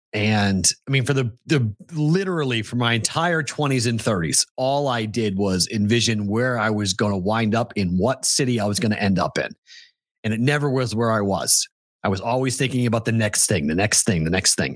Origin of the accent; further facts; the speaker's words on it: New England, United States; moved away as an adult; now in Las Vegas, United States; Growing up in New England